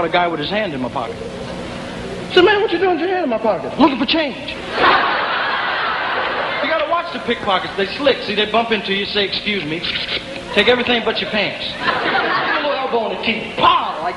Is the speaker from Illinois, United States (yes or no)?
yes; Peoria, Illinois, United States; I'm not a New Yorker. My home's in Peoria, Illinois